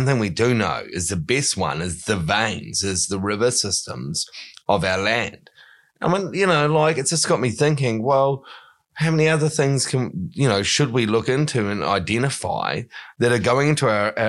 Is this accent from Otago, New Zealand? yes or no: yes; Wanaka, Otago, New Zealand; moved away; my hometown of Wanaka